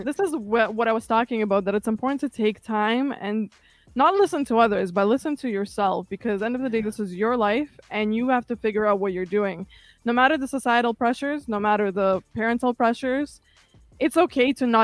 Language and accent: English; Kazakhstan; English is a second language; now in Toronto, Canada; I came from Kazakhstan in 2006. I actually barely spoke English when I first got here.